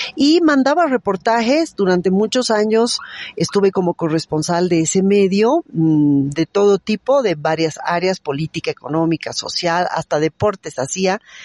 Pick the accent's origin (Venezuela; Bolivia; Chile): Bolivia; somos varios periodistas bolivianos